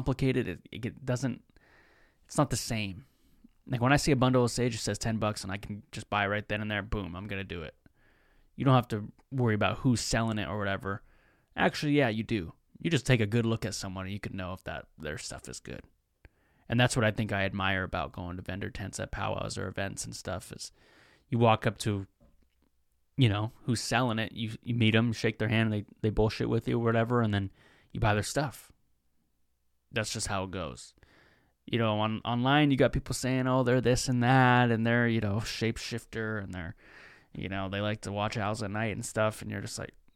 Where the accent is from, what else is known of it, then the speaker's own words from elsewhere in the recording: Seattle, Washington, United States; I'm from Seattle